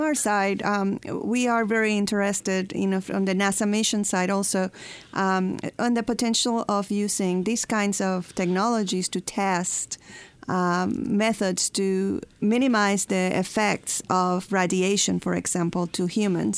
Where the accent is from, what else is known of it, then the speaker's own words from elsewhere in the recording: Puerto Rico; moved away as an adult; also born or lived in Huntsville, Alabama; we moved from uh, Puerto Rico. I'm from Puerto Rico to Huntsville, Alabama